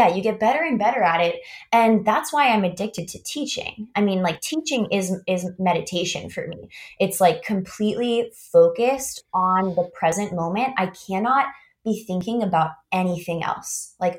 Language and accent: English; Augusta, Georgia, United States; I went to a fine arts high school, really cool high school, in my hometown, Augusta, Georgia, called Davidson Fine Arts.